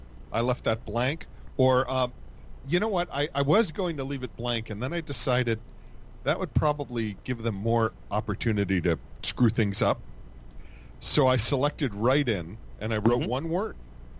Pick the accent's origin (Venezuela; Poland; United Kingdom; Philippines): Poland; I am from Poland, and we take that seriously.